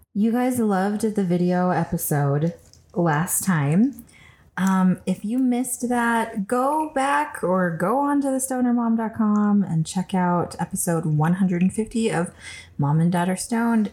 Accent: California, United States; now in Colorado, United States; I'm from California

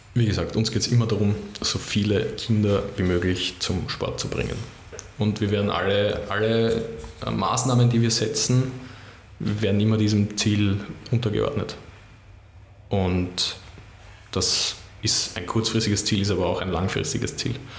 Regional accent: Baden, Lower Austria, Austria; now in Vienna, Austria; Ich fühle mich als echter Wiener, auch wenn ich ähm, sehr gerne in Baden aufgewachsen bin, aber jetzt bin ich schon lange in Wien und ich bin ein Wiener

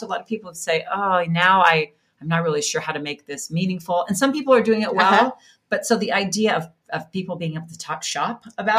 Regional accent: Laie, Hawaii, United States; moved away as an adult; also born or lived in Kahuku, Hawaii; So I was born in Kahuku, Hawaii on the North Shore, and I was raised in Laie, which is where BYU Hawaii is.

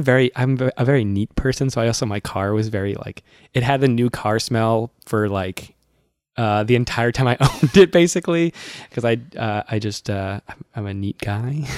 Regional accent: Massachusetts, United States; I'm from Massachusetts

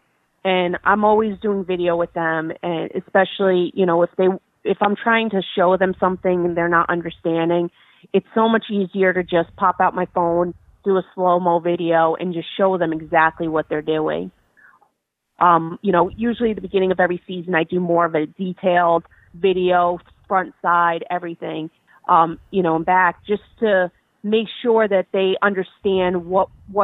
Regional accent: New Jersey, United States; I did a lot out of New Jersey just because that's my home state

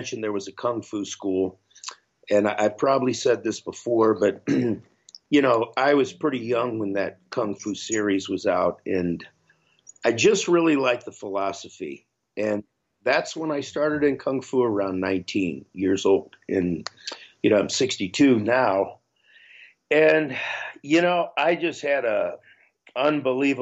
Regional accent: Akron, Ohio, United States; moved away; also born or lived in Los Angeles; I grew up in Akron, Ohio

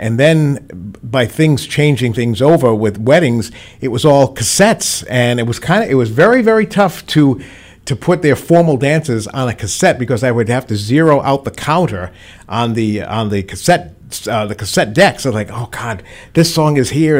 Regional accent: Providence, Rhode Island, United States; moved away as an adult; now in Attleboro, United States; was born and raised in Providence

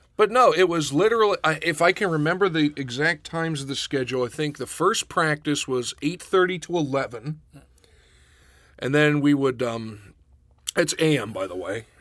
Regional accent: Western Pennsylvania, United States; also born or lived in Pittsburgh; now in Rochester, United States; growing up in Western Pennsylvania, I didn't realize until I left how rednecky it was.

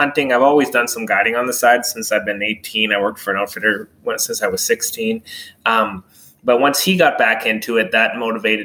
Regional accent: Donnelly, Alberta, Canada; now in DeBolt, Canada; I grew up about a couple hours from here in a little place called Donnelly, actually a French-Canadian community.

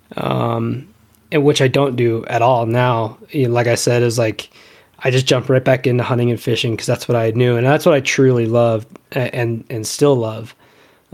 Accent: Rifle, Colorado, United States; I grew up in Rifle, Colorado, which was a fantastic place to grow up

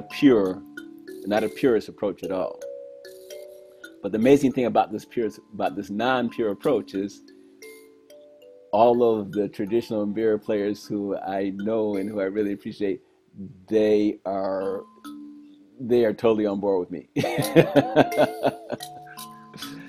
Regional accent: Detroit, Michigan, United States; I grew up in Detroit, one of the most musical places in the world

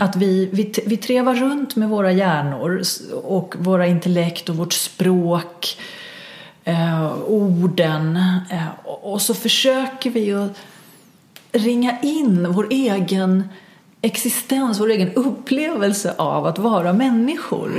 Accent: Stockholm, Stockholm County, Sweden; som stockholmare, stockholmare

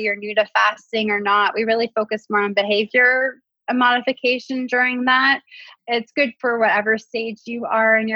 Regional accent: Canada; as a Canadian

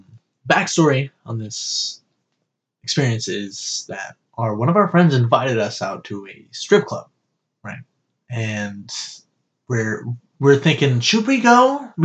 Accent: Southern California, United States; I'm from Southern California.

